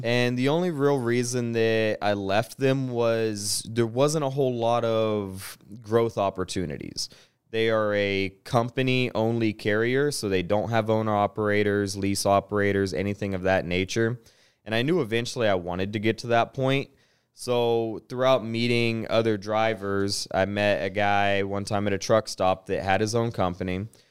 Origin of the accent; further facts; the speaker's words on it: Chattanooga, Tennessee, United States; also born or lived in Piqua, Ohio; So, I'm from Ohio, uh, born and raised in Piqua, moved to Chattanooga, Tennessee, spent most of my life there up till middle school and then branched out into East Tennessee